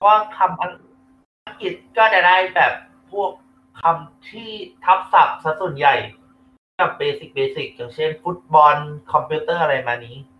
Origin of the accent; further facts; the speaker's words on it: Ratchaburi, Thailand; มาจากราชบุรีครับ